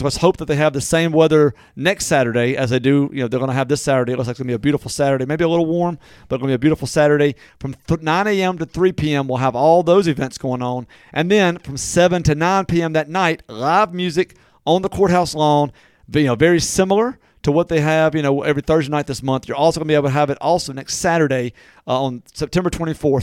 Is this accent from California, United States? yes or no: no; Natchez, Mississippi, United States; born or raised there; moved away